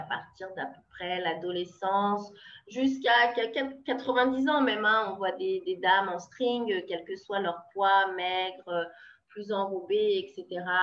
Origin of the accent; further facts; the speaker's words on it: France; moved away; also born or lived in Brazil; en tant que française